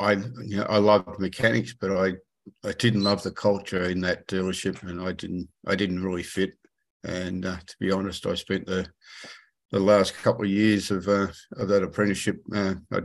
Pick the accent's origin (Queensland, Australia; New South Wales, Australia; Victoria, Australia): New South Wales, Australia; Sydney; I grew up in Western Sydney, around Granville